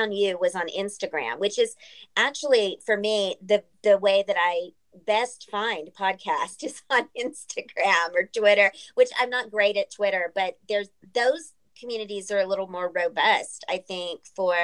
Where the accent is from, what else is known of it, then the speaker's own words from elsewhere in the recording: San Antonio, Texas, United States; I'm from San Antonio.